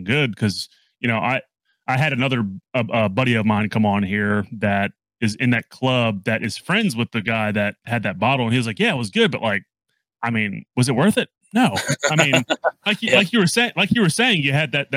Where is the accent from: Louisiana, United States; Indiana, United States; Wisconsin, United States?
Louisiana, United States; New Orleans; moved away; also born or lived in Cleveland, Tennessee; So originally I grew up in New Orleans.